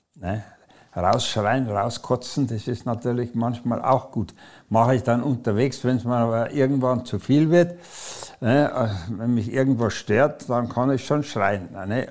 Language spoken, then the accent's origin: German; Munich, Bavaria, Germany; moved away; also born or lived in Breslau (Wrocław); da wo der beste Fußball gespielt wird, aus München